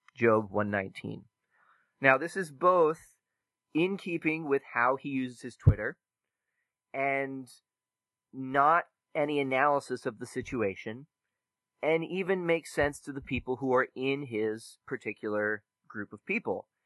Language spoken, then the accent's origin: English; Oklahoma, United States; moved away; I'm from Oklahoma originally